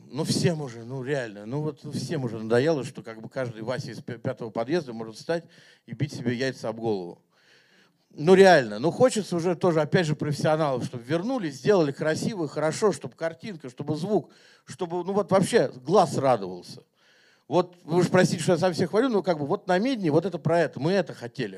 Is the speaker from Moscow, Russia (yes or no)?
yes; Moscow, Russia; я как бы вырос и родился в Москве